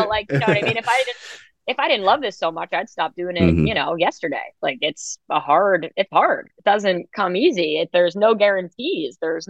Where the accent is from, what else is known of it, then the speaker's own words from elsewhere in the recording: New York City, New York, United States; I grew up in New York City, like, you know, the elevator was such a huge place of performance for me